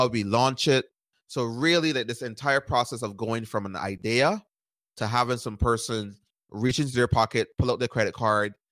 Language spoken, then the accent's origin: English; Barbados; moved away as an adult; now in United States; I grew up in Barbados, and I moved to the United States at 18 years old to go to college